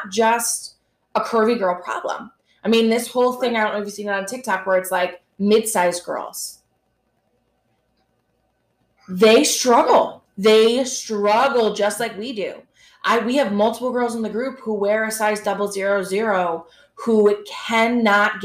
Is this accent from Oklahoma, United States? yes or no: no; New York, United States; I am a New Yorker